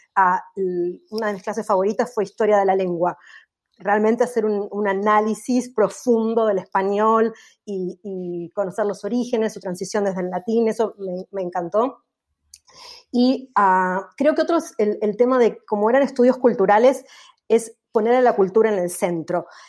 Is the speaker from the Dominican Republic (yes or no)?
no; Argentina; moved away; cómo somos los argentinos